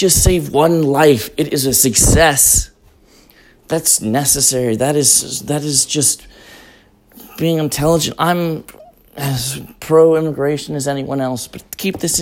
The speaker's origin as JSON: {"language": "English", "region": "Colorado", "country": "United States", "moved": "yes", "said": "I'm from Colorado originally"}